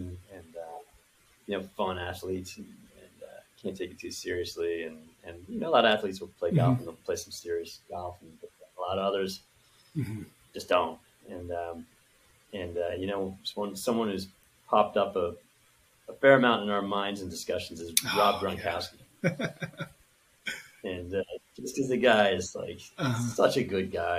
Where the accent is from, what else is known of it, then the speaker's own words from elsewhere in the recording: Philadelphia, Pennsylvania, United States; I grew up in Philadelphia